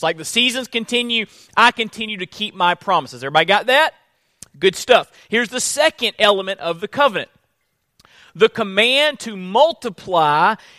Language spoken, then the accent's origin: English; Florida, United States; Now, I come from Florida, and the seasons are not as distinct in the Sunshine State. It's generally just pretty warm there year around. When we moved up to this area, we got a good feel for seasons.